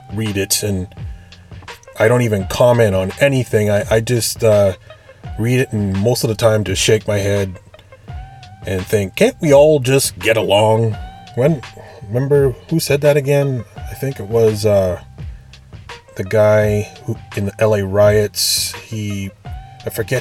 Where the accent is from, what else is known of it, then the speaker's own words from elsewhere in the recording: Canada; I'm Canadian. It's a lot different here